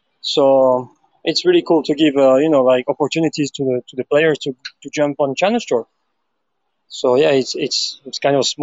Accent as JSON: {"language": "English", "town": "Biarritz", "region": "Nouvelle-Aquitaine", "country": "France", "tie": "born or raised there", "said": "I grew up in Biarritz, which is the point southwest of France, right near to Spain"}